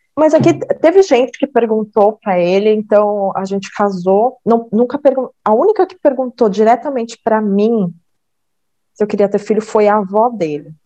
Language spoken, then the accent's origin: Portuguese; Salto, São Paulo, Brazil; quando eu nasci, a gente foi morar em Salto